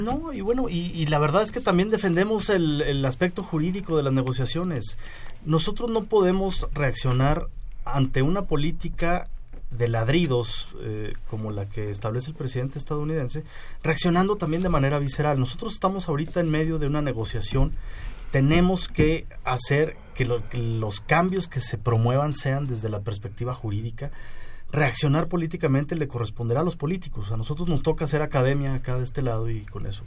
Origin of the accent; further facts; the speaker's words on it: Mexico; yo como mexicano